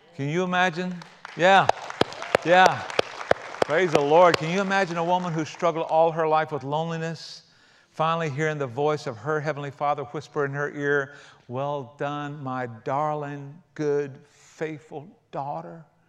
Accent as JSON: {"language": "English", "region": "South Carolina", "country": "United States", "tie": "born or raised there", "said": "I grew up in South Carolina rather than the outback of Australia."}